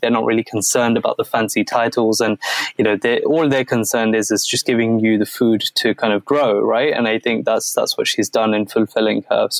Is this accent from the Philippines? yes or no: no; Croydon, London, United Kingdom; So I grew up in a small town called Croydon. It's actually not, is it? I mean, it's small to the world, but in London, it's like one of the biggest towns that there is. And the area I grew up is an area called Thornton Heath